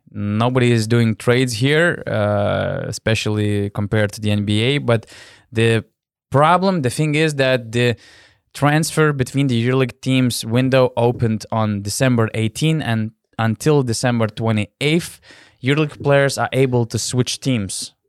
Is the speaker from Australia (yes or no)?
no; Panevėžys, Panevėžys County, Lithuania; now in Vilnius, Lithuania; I'm living in, in Vilnius, my hometown is Panevėžys